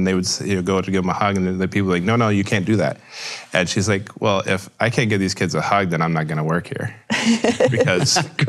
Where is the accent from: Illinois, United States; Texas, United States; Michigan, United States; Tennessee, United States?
Texas, United States; Houston; And I grew up in Houston, Texas, just outside of Houston, Texas.